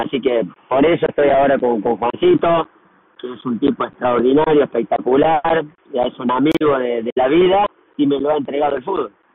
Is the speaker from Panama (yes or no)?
no; Argentina; now in Brazil